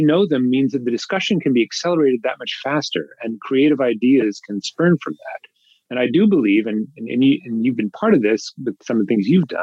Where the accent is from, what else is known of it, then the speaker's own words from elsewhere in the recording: Toronto, Ontario, Canada; moved away as an adult; also born or lived in Boston; now in California, United States; I grew up in Toronto.